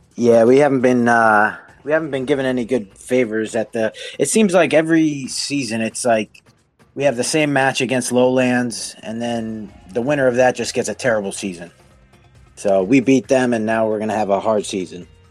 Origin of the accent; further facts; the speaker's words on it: New Jersey, United States; I'm from New Jersey in America